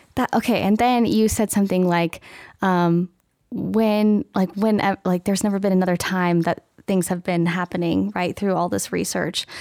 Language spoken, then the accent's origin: English; Medford, Oregon, United States; also born or lived in Eugene, Oregon; now in Western Colorado, United States; I'm actually from Oregon